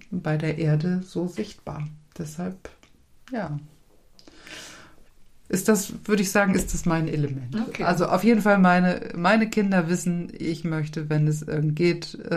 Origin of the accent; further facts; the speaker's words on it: Kiel, Schleswig-Holstein, Germany; now in Lübeck, Germany; in meiner Geburtsstadt.